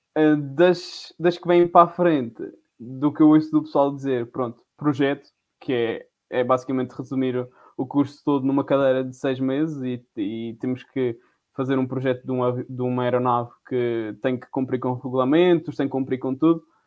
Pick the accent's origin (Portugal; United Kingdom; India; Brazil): Portugal; Madeira; moved away as an adult; now in Covilhã, Portugal; sou da Madeira